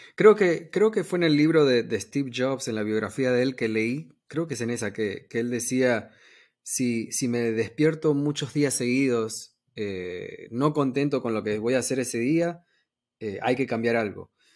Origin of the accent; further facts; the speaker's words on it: Argentina; now in United States; yo soy de Argentina